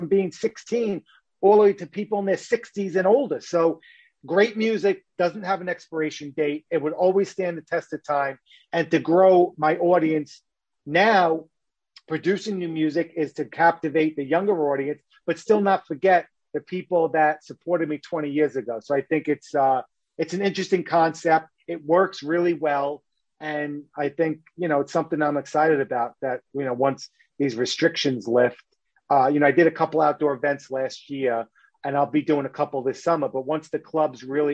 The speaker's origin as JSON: {"language": "English", "town": "New York City", "region": "New York", "country": "United States", "said": "I'm from New York"}